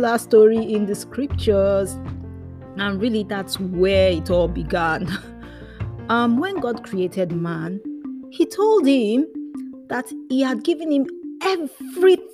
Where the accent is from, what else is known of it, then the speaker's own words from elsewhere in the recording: Nigeria; first language Yoruba; English is a second language; they said this in our native language, which is called Yoruba, because I'm from Nigeria